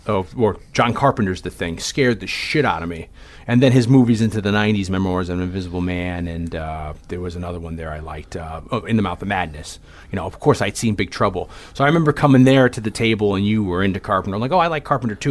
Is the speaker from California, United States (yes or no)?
no; Hamden, Connecticut, United States; 20 minutes away from my hometown of Hamden